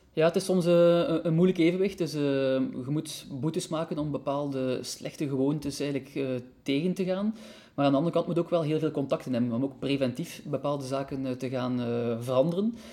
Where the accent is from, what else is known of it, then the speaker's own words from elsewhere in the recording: Ghent, Flanders, Belgium; moved away as an adult; now in Brussels, Belgium; ben ik altijd een beetje een Gentenaar gebleven. Je hoort dat misschien soms nog een beetje